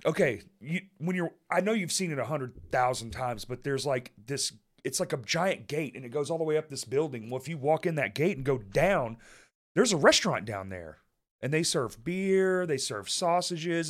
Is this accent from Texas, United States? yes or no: yes; Dallas, Texas, United States; moved away; I grew up in Dallas